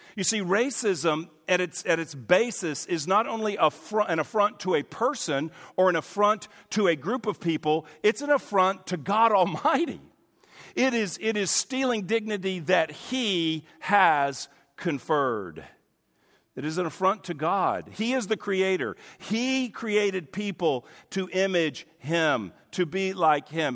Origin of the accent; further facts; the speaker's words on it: United States; I'm an American